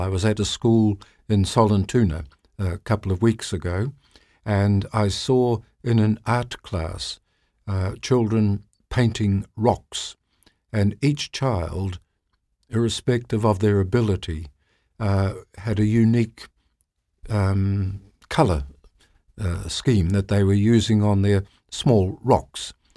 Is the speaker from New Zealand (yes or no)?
yes; New Zealand; I'm from New Zealand